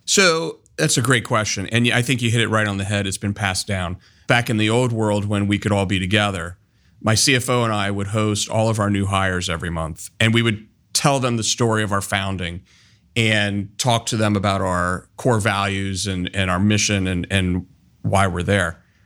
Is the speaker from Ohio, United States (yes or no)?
yes; Columbus, Ohio, United States; I was born and raised here in Columbus